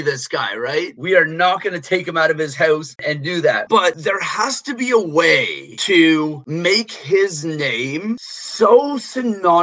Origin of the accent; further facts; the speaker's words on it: Toronto, Ontario, Canada; I'm from Toronto. I'm from Toronto.